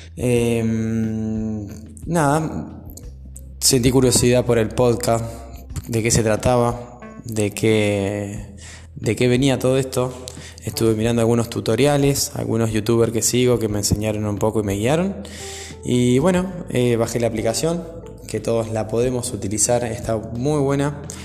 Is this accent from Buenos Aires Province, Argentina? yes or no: yes; Coronel Suárez, Buenos Aires Province, Argentina; nací en Coronel Suárez, eh, padres separados, mi mamá madre soltera, me crié con mi abuela y mi tía